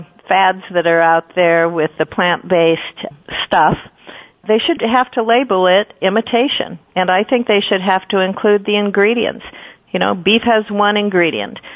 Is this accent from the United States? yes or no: yes; Lincoln, Nebraska, United States; I grew up in Lincoln